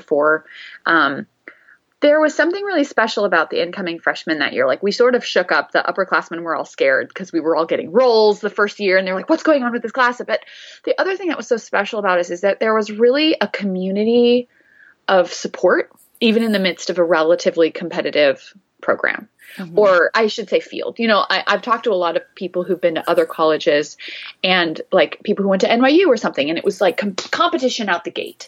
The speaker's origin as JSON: {"language": "English", "town": "Bloomington", "region": "Indiana", "country": "United States", "tie": "born or raised there", "said": "I grew up in Bloomington and I really loved growing up there"}